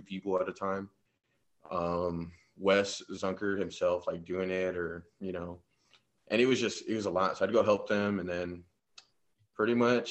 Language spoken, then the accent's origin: English; San Antonio, Texas, United States; I'm from San Antonio. I'm about 30 minutes south, little town called Jordanton